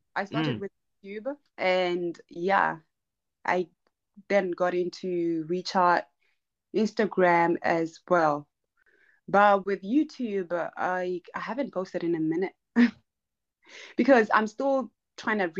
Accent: Maun, North-West District, Botswana; first language Herero; English is a second language; I grew up, I'm from Botswana, and I grew up in Botswana

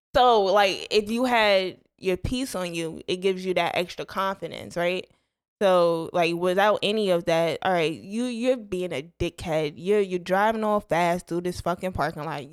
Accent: Bergen County, New Jersey, United States; moved away; I'm from North Jersey, right outside New York

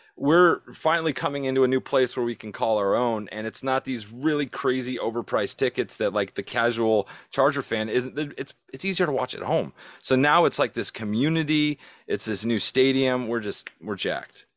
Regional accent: San Diego, California, United States; moved away; I'm from San Diego. I grew up there, so it's, it's hard for me because I still got family there

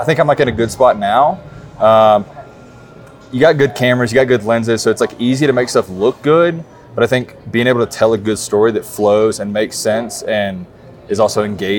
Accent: South Carolina, United States; I am from South Carolina

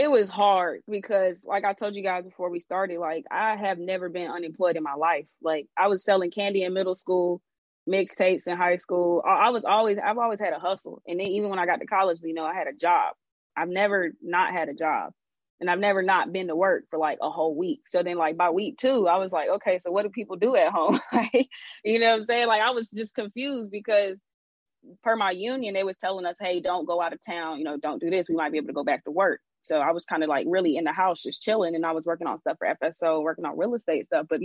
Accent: Jamaica

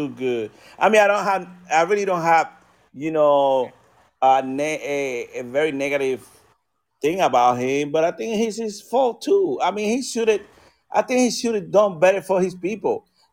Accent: United States; I'm a freaking American.

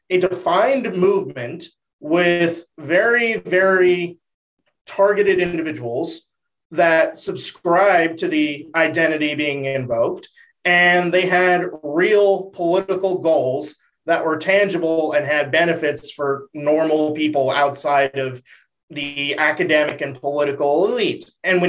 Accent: Dallas, Texas, United States; while my mom is from the border area, I grew up in Dallas.

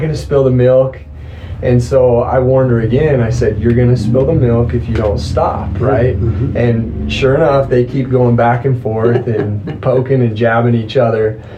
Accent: Teton Valley, East Idaho, United States; I was raised in East Idaho, over in the farm fields of East Idaho, over in the Teton Valley area

